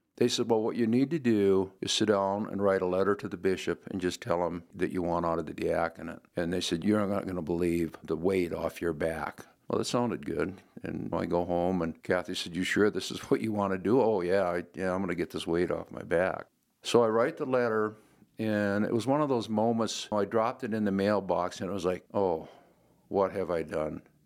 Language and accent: English; Glendive, Montana, United States; moved away; also born or lived in Western South Dakota; I'm originally from Glendive, Montana.